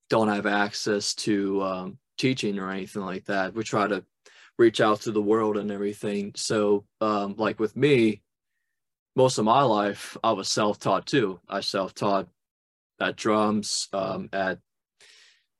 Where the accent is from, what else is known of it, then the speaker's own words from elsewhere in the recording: Louisiana, United States; moved away as an adult; also born or lived in New Orleans; now in Boston, United States; I'm from Louisiana